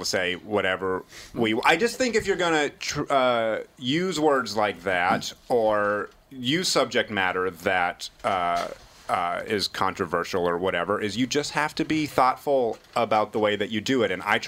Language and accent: English; New Hampshire, United States; when I was a kid growing up in New Hampshire